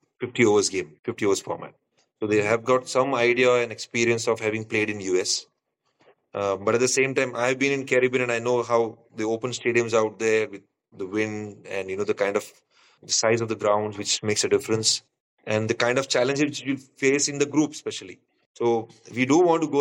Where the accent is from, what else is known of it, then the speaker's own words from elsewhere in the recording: India; now in Nepal; I come from India